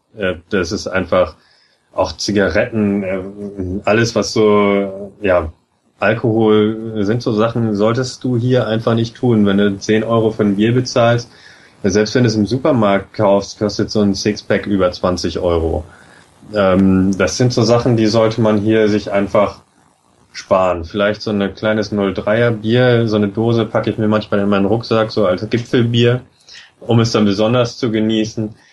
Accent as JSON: {"language": "German", "country": "Germany", "moved": "yes", "lives_now": "Norway", "said": "als Deutscher"}